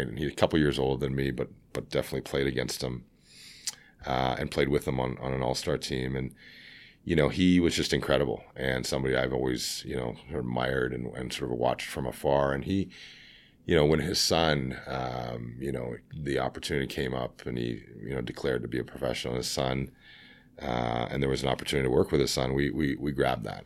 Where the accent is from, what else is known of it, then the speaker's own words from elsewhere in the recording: Scarborough, Ontario, Canada; now in Vancouver, Canada; I'm from, uh, Scarborough